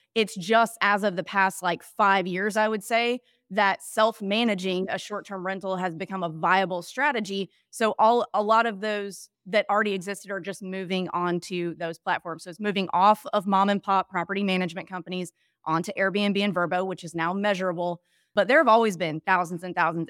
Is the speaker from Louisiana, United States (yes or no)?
no; Mississippi, United States; grew up in an area that visited both of those markets all the time when I was a kid. I'm from Mississippi